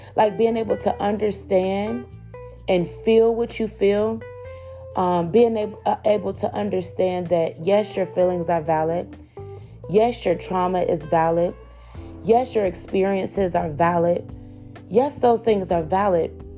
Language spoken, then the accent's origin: English; Cleveland, Ohio, United States; we were latchkey kids growing up in Cleveland, Ohio